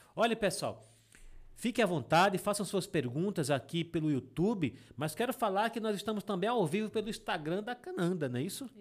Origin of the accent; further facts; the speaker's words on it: Água Branca, Alagoas, Brazil; also born or lived in Delmiro Gouveia; eu mesmo sou de Água Branca, né? Eu sou da Serra de Água Branca